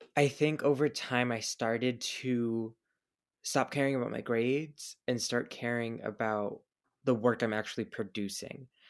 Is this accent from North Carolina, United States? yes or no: no; Hillsborough, New Jersey, United States; also born or lived in Marlboro, New Jersey / Belgium; I moved to Hillsboro when I was about three, turning four